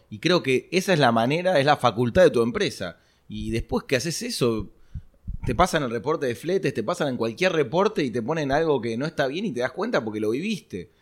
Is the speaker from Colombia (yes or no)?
no; Argentina; nosotros como argentinos estamos acostumbrados